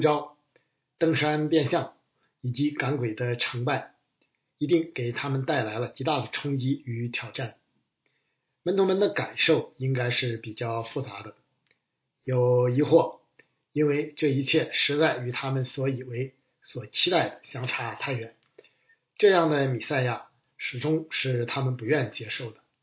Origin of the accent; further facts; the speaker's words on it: China; 我们中国人更是擅长这类窝里斗，乐此不疲。